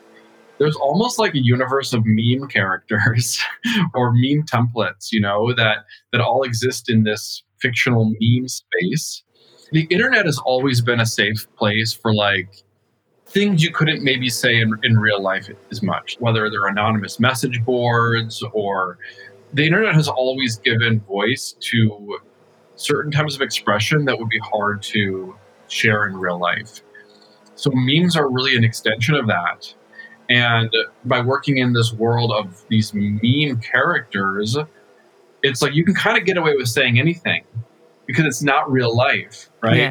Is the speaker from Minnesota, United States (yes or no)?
yes; rural Minnesota, United States; moved away as an adult; also born or lived in New York, United States; I grew up in Minnesota. I was born and raised in a very small town in rural Minnesota